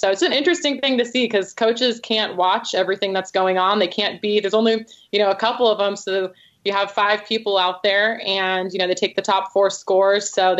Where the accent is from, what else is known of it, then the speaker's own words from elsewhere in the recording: California, United States; now in Providence, United States; I'm from California